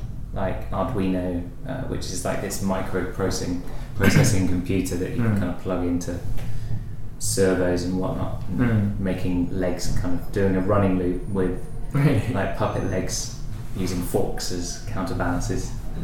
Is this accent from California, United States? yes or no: yes; California, United States; I'm from California.